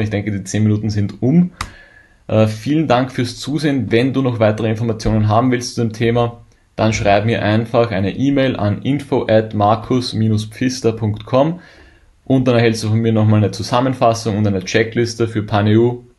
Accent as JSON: {"language": "German", "country": "Germany", "said": "als Deutscher"}